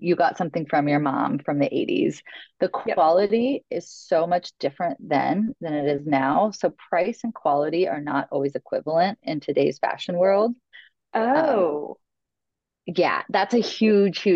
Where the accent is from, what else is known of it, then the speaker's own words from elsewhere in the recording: Logansport, Indiana, United States; now in New York, United States; my hometown of Logansport, Indiana